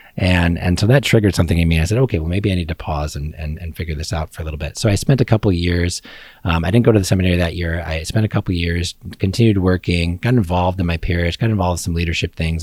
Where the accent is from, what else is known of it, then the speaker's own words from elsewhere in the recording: Joliet, Illinois, United States; moved away as an adult; now in Kokomo, United States; I grew up in, uh, Joliet, Illinois